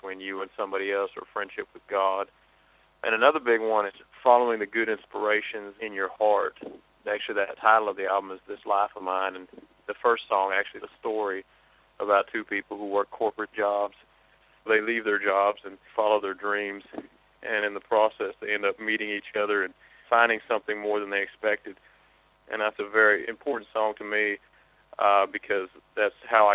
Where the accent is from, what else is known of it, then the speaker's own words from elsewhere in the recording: Oklahoma, United States; I grew up around a lot of Southern Baptist Christians, because I grew up in Oklahoma